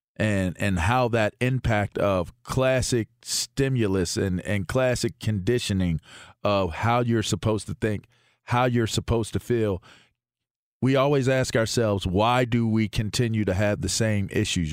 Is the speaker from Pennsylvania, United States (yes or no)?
yes; Pittsburgh, Pennsylvania, United States; I'm an American from Pittsburgh